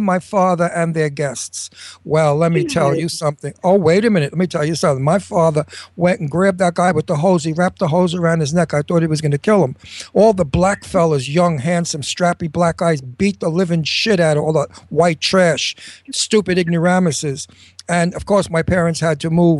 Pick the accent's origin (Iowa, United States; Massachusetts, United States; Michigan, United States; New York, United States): New York, United States; New York City; also born or lived in Brooklyn, New York; I came from Brooklyn, and then I was raised in Astoria, Queens